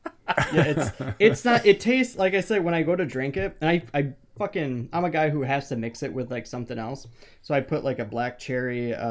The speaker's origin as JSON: {"language": "English", "region": "Illinois", "country": "United States", "said": "Actually, we're all from Illinois."}